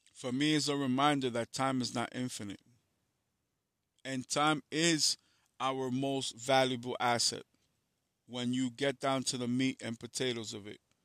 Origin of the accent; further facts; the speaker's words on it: New York City, New York, United States; I'm from New York City